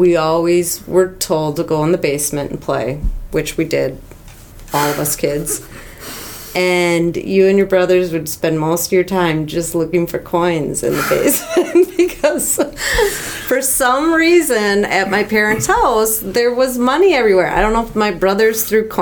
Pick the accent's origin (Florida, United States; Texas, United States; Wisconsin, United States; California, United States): Wisconsin, United States; Eau Claire; I am from Eau Claire originally.